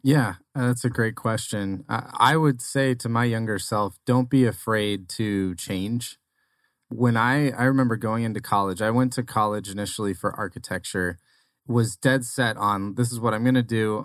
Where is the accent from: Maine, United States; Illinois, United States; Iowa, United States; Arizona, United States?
Arizona, United States; also born or lived in Nebraska; so born in Nebraska, raised in Arizona, though, so I'm, I'm almost an Arizona native